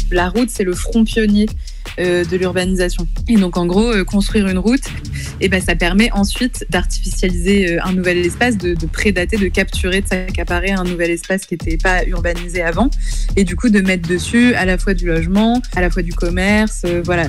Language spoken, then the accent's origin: French; Rouen, Normandy, France; je suis de Rouen